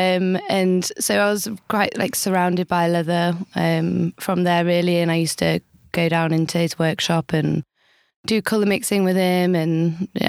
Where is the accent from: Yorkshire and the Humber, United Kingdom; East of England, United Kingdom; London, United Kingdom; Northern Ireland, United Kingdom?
Yorkshire and the Humber, United Kingdom; Harrogate; moved away as an adult; now in Sydney, Australia; I'm from Harrogate, North Yorkshire, England. And I run a handbag cleaning and restoration service here in Sydney now.